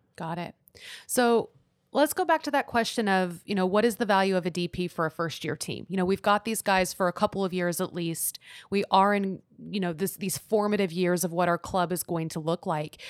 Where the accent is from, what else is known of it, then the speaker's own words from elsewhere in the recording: Houston, Texas, United States; now in Austin, United States; I'm from Houston